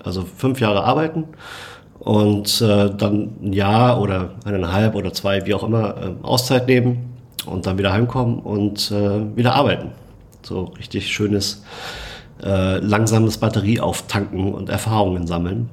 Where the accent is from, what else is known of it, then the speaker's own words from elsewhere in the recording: Munich, Bavaria, Germany; meine Heimatstadt München